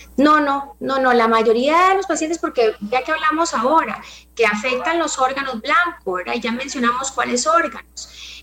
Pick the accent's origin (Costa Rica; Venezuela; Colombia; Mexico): Costa Rica; nosotros como población costarricense